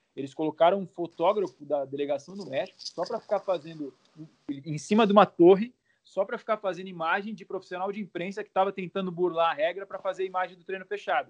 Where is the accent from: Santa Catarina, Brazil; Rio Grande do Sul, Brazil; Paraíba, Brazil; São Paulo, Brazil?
São Paulo, Brazil; Santos; eu sou de Santos